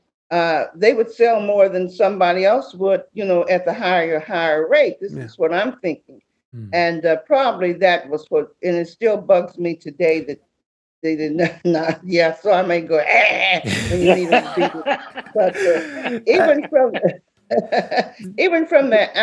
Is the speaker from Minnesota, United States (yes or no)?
no; Charleston, Missouri, United States; born or raised there; moved away